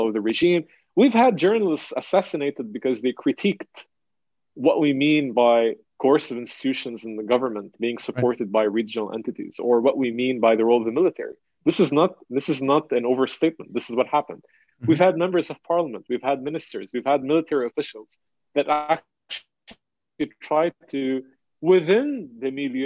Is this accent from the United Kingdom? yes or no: no; Lebanon; the trauma that we lived through growing up in Lebanon after the assassination in 2004, 2005, the war in 2006, and the war in 2008